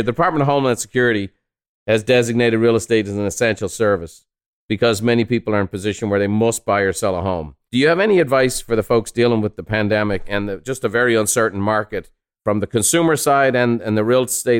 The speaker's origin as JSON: {"language": "English", "country": "Ireland", "moved": "yes", "said": "I'm a son of a house painter. I'm an immigrant from Ireland. I'm a fifth generation house painter."}